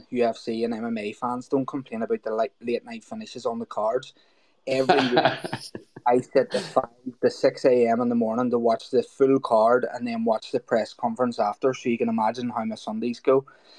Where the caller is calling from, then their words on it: Belfast, Northern Ireland, United Kingdom; I'm calling from Belfast, Northern Ireland.